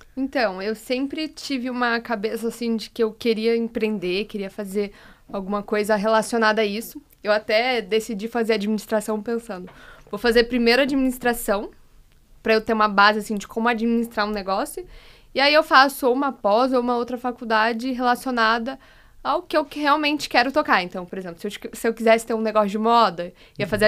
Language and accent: Portuguese; Curitiba, Paraná, Brazil; moved away; Sou de Curitiba